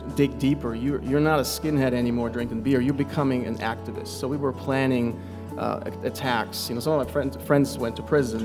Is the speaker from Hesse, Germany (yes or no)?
yes; close to Frankfurt, Hesse, Germany; moved away as an adult; I grew up in Germany. I moved here 6 years ago with my wife and two kids at the time.